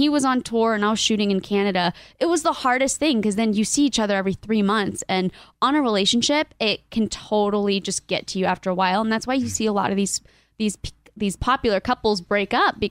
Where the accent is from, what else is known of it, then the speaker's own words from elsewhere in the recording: Ocala, Florida, United States; also born or lived in Miami, Florida / Colombia (ancestry); now in Maui, United States; I grew up in Florida